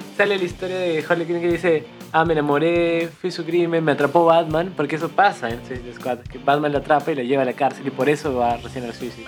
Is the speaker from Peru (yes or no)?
yes; Cusco, Peru; moved away as an adult; now in Lima, Peru; nosotros somos de Cusco, Entonces llegamos para la universidad